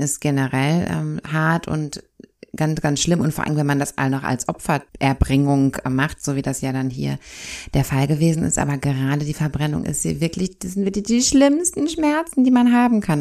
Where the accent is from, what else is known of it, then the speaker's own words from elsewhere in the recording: Germany; bei uns in Deutschland